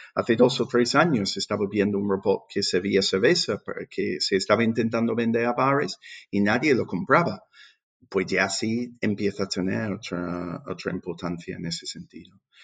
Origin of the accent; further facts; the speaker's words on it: England, United Kingdom; Spanish is a second language; moved away as an adult; also born or lived in London; now in Seville, Spain; yo soy inglés